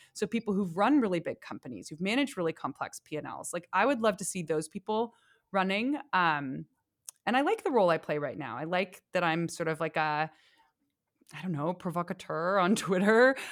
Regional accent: San Francisco, California, United States; when I was growing up in San Francisco

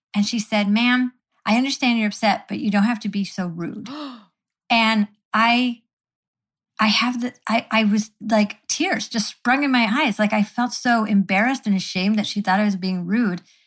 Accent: Syracuse, New York, United States; I grew up in Syracuse, New York

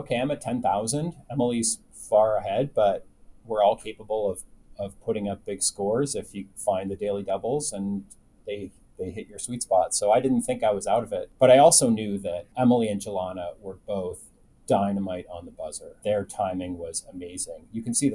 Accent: Canada; I was a big game show nut growing up in Canada

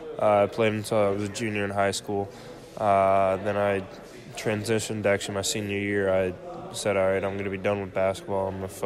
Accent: Illinois, United States; I mean, that'll definitely always be home. In the Midwest, if you've never been there, it's interesting.

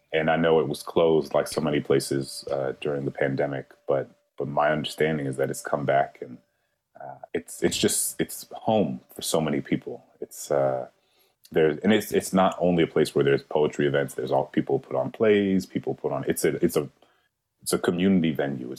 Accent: New Orleans, Louisiana, United States; moved away; we're both from New Orleans. And every time I go back home

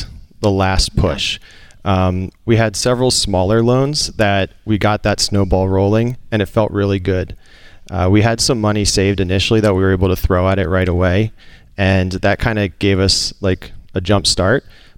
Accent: Pennsylvania, United States; Outside Philadelphia.

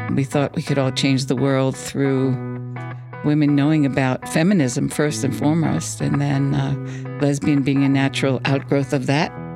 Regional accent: Plainview, New York, United States; I grew up on Long Island, in Plainview

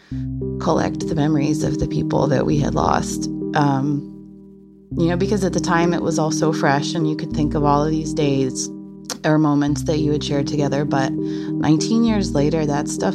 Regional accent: Colorado, United States; moved away as an adult; now in Pennsylvania, United States; I'm from Colorado.

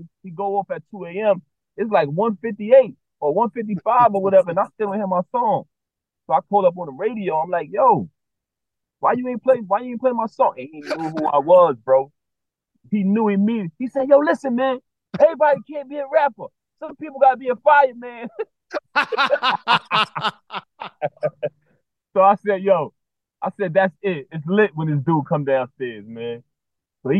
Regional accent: New York City, New York, United States; growing up in Brooklyn

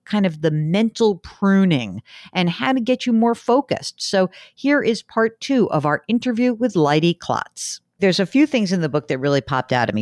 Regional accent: New York, United States; I am the New Yorker

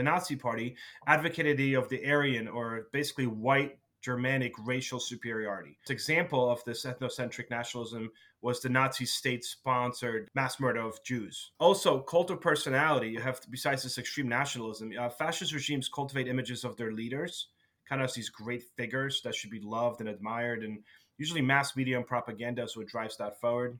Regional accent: New Jersey, United States; we are from New Jersey, and we're recording this obviously in New Jersey

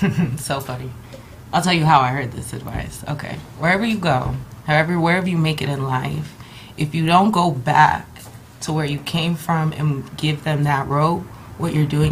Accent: Ontario, California, United States; also born or lived in Los Angeles, California / Corona, California / Washington, D.C.; I grew up in Ontario.

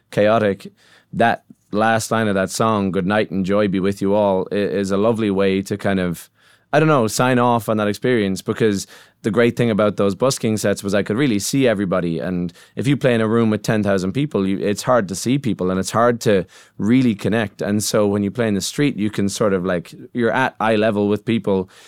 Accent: Ireland; as an Irish songwriter

